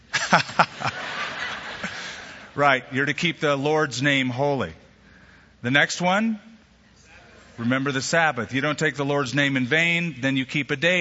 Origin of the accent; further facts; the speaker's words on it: United States; our country, the United States of America